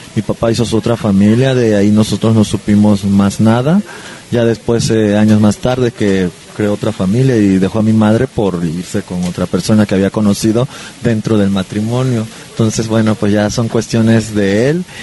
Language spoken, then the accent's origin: Spanish; Villahermosa, Tabasco, Mexico; yo soy originario de Villahermosa, Tabasco. Eh, nací el 9 de enero de 1976